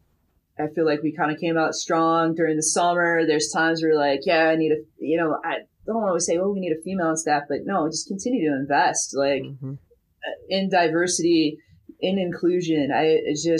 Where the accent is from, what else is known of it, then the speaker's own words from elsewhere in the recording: Midwest, United States; I'm from the Midwest.